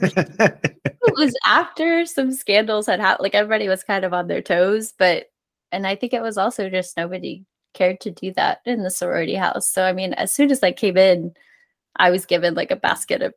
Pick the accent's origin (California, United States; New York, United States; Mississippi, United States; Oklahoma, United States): Oklahoma, United States; growing up in Oklahoma